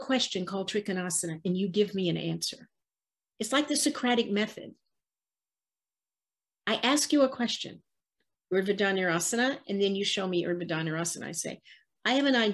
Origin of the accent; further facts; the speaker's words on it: the South, United States; I was raised in the South